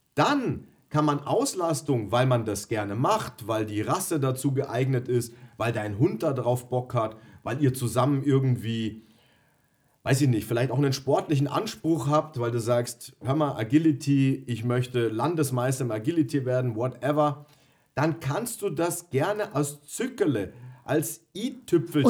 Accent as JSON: {"language": "German", "region": "Bavaria", "country": "Germany", "tie": "born or raised there", "said": "Ich komme gebürtig aus Bayern"}